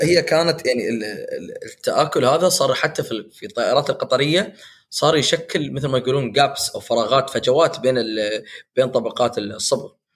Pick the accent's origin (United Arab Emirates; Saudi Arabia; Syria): United Arab Emirates; عندنا في الامارات